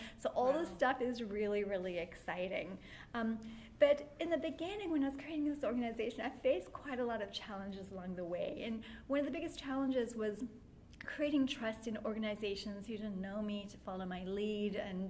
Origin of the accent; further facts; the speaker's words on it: South Africa; also born or lived in London; now in United States; I'm actually from South Africa, and after practicing in South Africa and London and then moving to the United States